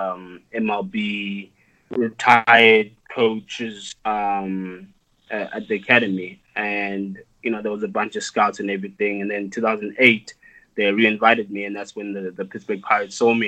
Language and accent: English; South Africa; growing up in South Africa